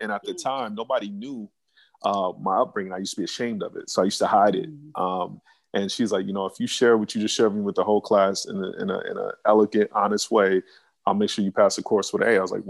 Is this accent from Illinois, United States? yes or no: no; New York, United States; also born or lived in Phoenix, Arizona; I grew up at a couple different places. I'm originally from Phoenix, Arizona, but I spent like the first 10 years of my life in New York. So New York is kind of where I was raised, and I moved back to Phoenix.